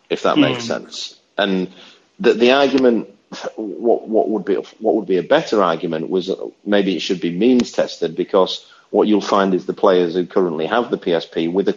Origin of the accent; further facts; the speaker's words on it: United Kingdom; in Britain, we